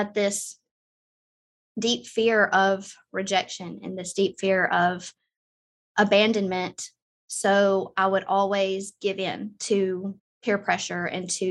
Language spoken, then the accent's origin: English; Southern United States, United States; I grew up in the Southern United States